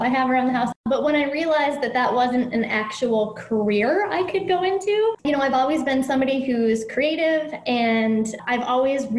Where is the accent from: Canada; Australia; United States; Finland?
United States; Minnesota; I was a terrible Minnesotan growing up in Minnesota